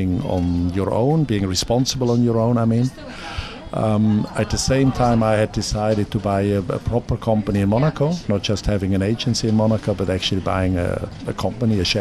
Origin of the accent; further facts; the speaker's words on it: Zurich, Switzerland; my hometown, my lovely hometown